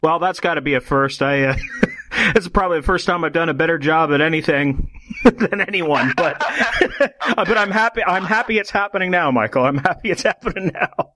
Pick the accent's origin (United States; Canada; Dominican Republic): Canada; I'm from Canada